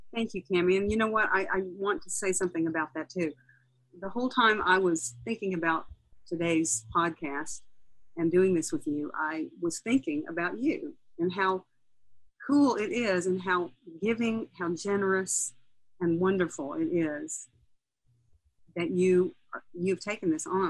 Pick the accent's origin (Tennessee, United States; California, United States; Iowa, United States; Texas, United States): Tennessee, United States; Nashville; I was born in Nashville. I grew up in a musical family